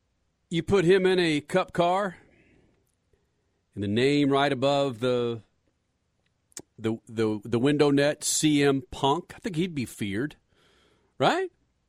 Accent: Dallas, Texas, United States; I grew up in Dallas-Fort Worth.

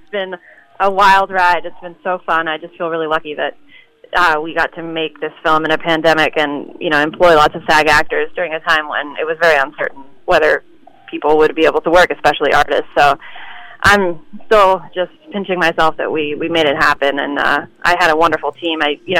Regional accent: New York, United States; I was born and raised in New York

